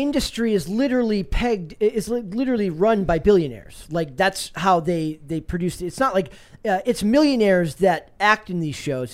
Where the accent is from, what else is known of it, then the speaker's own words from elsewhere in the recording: Woodbury, Minnesota, United States; I'm from Woodbury, Minnesota